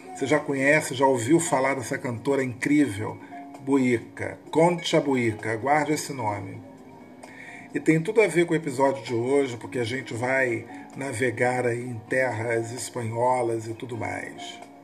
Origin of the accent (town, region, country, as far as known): Rio de Janeiro, Brazil